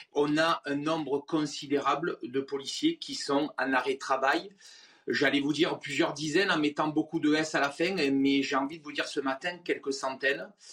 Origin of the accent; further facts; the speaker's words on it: Marseille, Provence-Alpes-Côte d'Azur, France; je suis Marseillais